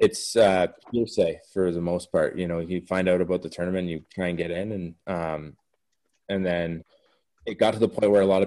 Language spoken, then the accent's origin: English; Windsor, Ontario, Canada; I'm from Windsor too